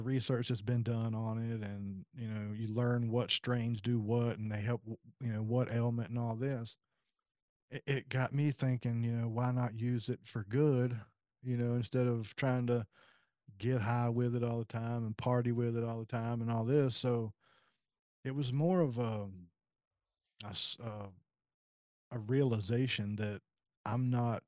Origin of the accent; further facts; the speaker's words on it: South Carolina, United States; moved away as an adult; now in West Virginia, United States; I'm originally from South Carolina and I moved to West Virginia in 2015.